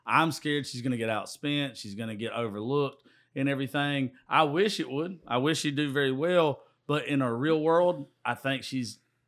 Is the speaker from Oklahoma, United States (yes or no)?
no; Georgia, United States; I'm from South Georgia.